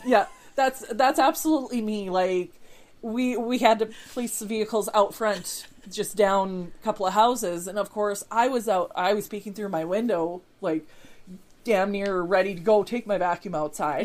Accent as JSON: {"language": "English", "country": "Canada", "said": "I'm a Canadian"}